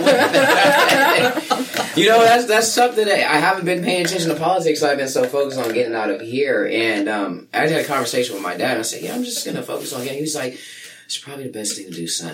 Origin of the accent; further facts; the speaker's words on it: Sacramento, California, United States; now in Chico, United States; Sacramento was my hometown